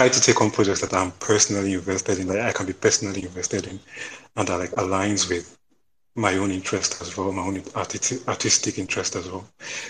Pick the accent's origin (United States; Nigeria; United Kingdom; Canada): Nigeria; I'm Nigerian.